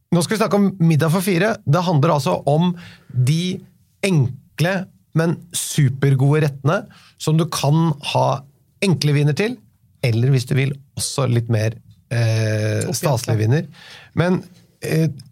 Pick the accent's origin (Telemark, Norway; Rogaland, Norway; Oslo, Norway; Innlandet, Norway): Oslo, Norway